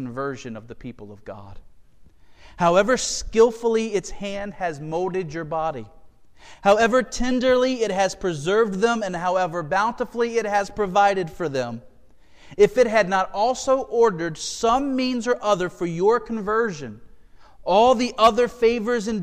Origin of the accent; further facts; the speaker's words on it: Galatia, North Carolina, United States; I grew up in Galatia, North Carolina, middle of nowhere, population 33 at the time.